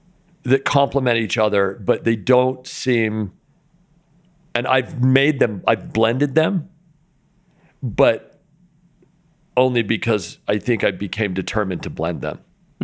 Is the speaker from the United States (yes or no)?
yes; Linden, Utah, United States; growing up in Linden, Utah, you know, when I was a real young kid, I was really into BMX